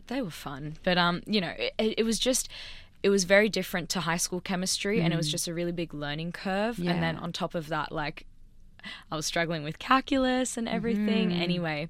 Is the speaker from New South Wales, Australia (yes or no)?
yes; Sydney, New South Wales, Australia; Like I grew up in Sydney, lived in Sydney.